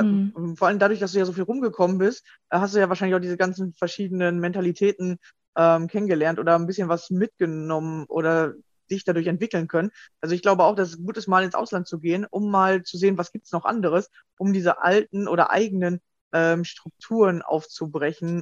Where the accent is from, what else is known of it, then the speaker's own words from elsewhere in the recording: Germany; bei uns in Deutschland